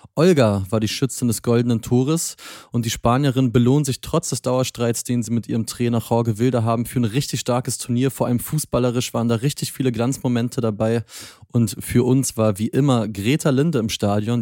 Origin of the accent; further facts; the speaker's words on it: Berlin, Germany; als Berliner